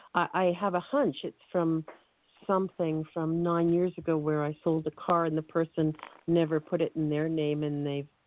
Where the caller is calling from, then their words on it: United Kingdom; I'm calling from the UK, actually.